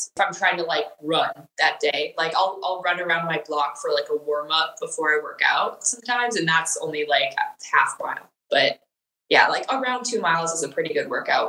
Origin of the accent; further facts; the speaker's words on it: Wisconsin, United States; moved away as an adult; also born or lived in Illinois; now in Texas, United States; No, I am originally from Wisconsin, born and raised.